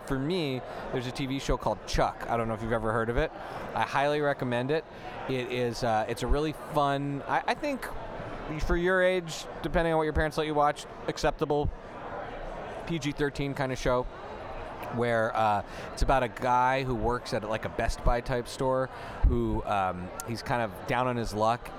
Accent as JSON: {"language": "English", "country": "Canada", "tie": "born or raised there", "said": "I was raised in Canada"}